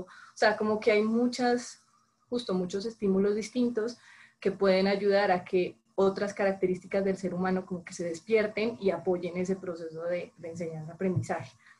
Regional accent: Colombia; moved away as an adult; now in Mexico; supongo que por el acento supondrán que no soy mexicana, soy colombiana, llevo seis años viviendo en, México

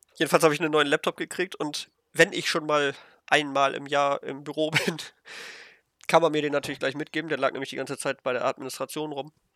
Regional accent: Germany; als Deutscher

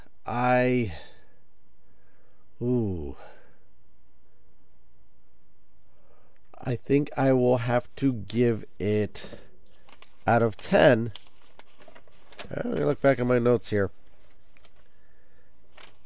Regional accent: New Jersey, United States; I am a New Jersey guy. I'm a New Jersey guy. I live in New Jersey. I was born in New Jersey

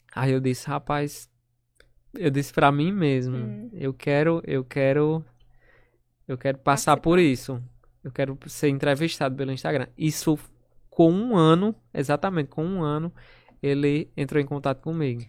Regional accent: São Bento, Brazil; also born or lived in Natal; sou de São Bento.

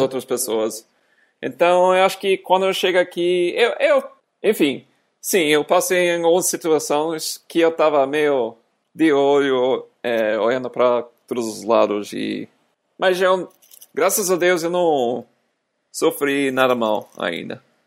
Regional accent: United States; Portuguese is a second language; moved away as an adult; now in Brazil

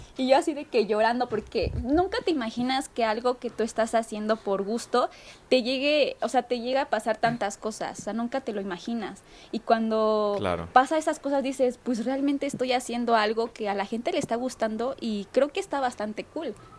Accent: Mexico; soy atleta mexicana

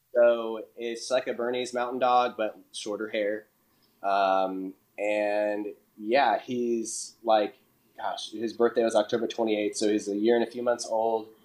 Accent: Portland, Oregon, United States; moved away as an adult; also born or lived in Illinois; now in Nashville, United States; I'm originally from Portland, Oregon, which is pretty far uh, away from Nashville. But yeah, I was born and raised out there

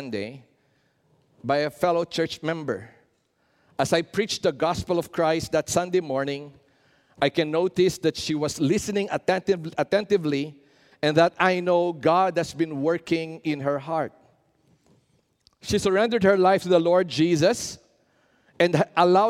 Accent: Philippines

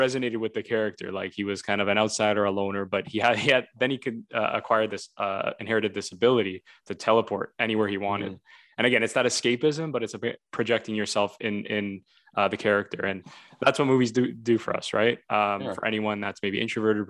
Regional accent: Vaughan, Ontario, Canada; I was from Toronto. Well, technically Vaughan.

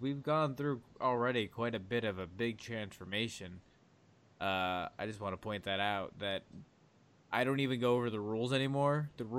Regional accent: United States; I'm American.

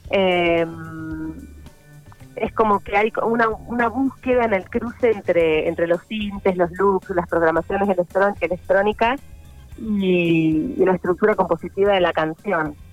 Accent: General Pico, La Pampa, Argentina; born there; Sí, nací acá, en General Pico.

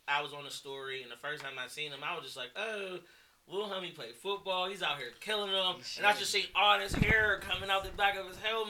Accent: Pittsburgh, Pennsylvania, United States; also born or lived in Virginia; I'd be like, nigga, I'm from Pittsburgh.

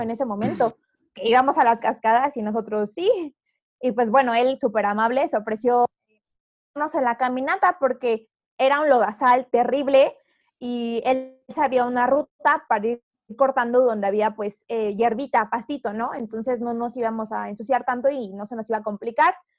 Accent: Tehuacán, Puebla, Mexico; moved away as an adult; now in Mexico City, Mexico; yo soy de Tehuacán

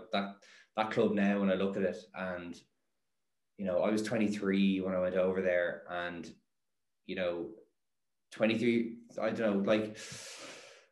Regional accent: Ireland; also born or lived in Netherlands; in Ireland we

